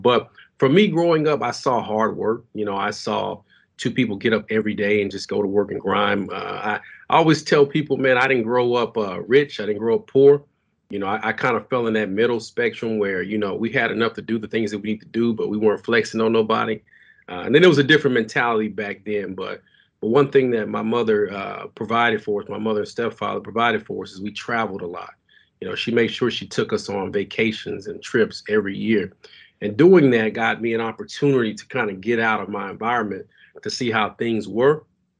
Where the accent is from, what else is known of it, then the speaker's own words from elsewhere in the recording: Dallas, Texas, United States; I'm born and raised in Dallas, Texas, man. Pleasant Grove, to be exact. You know, I got to put that out there, you know, saying, yeah. So I'm from the Grove.